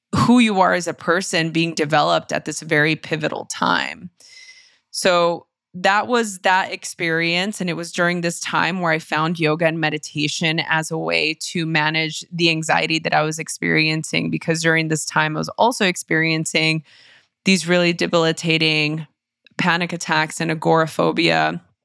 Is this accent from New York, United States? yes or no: no; Los Angeles, California, United States; born or raised there